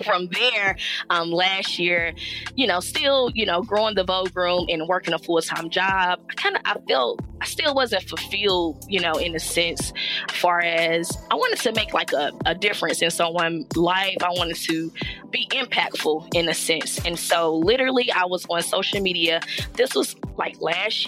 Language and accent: English; Charlotte, North Carolina, United States; I am from Charlotte, North Carolina, 704